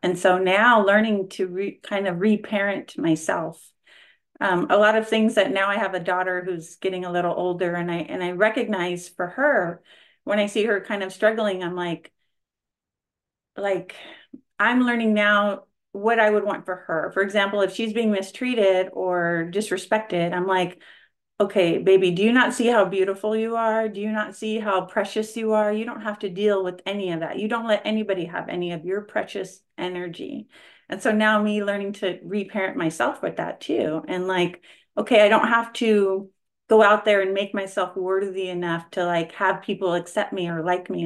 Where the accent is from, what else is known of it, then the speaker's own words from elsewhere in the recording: California, United States; I am from California